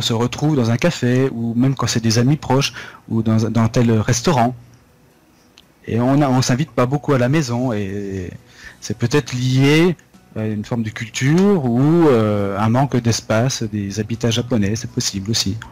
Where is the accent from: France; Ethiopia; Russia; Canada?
France; moved away as an adult; now in Japan; quand on vient de France